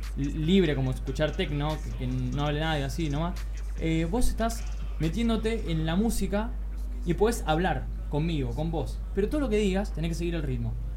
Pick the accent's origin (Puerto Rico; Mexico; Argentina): Argentina; accent: Argentine; now in Barcelona, Spain; en nuestro acento, argentinos